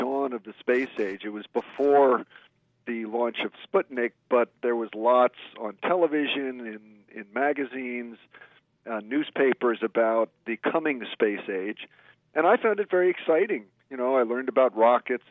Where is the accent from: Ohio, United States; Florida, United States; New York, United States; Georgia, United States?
New York, United States; New York area, United States; I grew up in the New York area